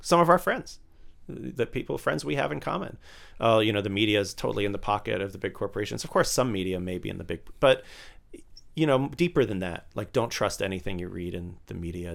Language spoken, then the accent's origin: English; Tampa, Florida, United States; moved away; I grew up in Tampa, Florida